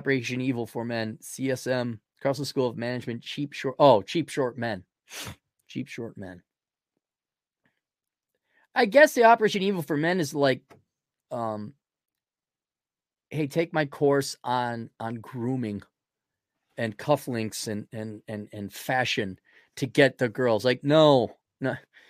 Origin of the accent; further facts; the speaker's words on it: Russia; I was laughing because I grew up in Russia.